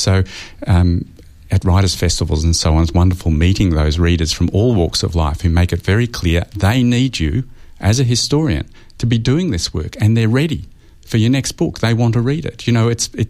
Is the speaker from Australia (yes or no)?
yes; Australia; me as an Australian historian